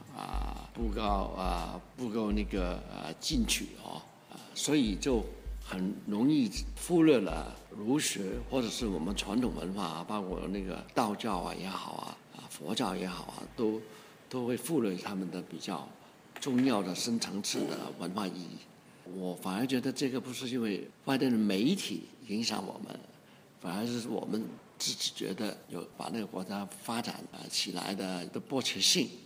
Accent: China; 而且我们中国人。自己也相信的东西

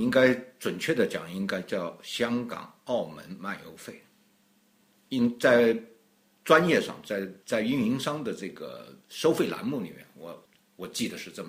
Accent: China; 我觉得我 我作为中国人，我很理解。

